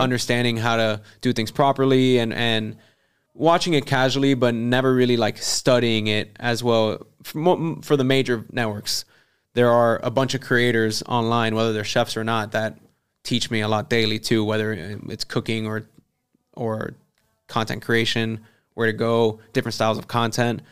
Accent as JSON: {"language": "English", "town": "Kendall", "region": "Florida", "country": "United States", "said": "I'm from Kendall"}